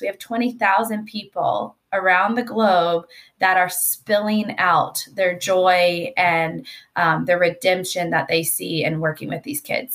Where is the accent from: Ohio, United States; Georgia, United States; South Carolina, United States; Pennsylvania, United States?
Georgia, United States; moved away as an adult; also born or lived in Washington, D.C.; now in California, United States; I am from Georgia